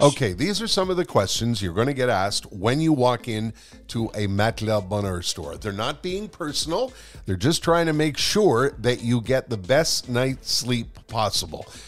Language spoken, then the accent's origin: English; Montreal, Quebec, Canada; born or raised there